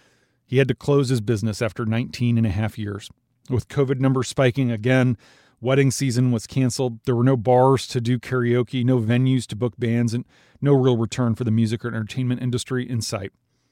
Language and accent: English; Minnesota, United States; along with Kentucky and my home state of Minnesota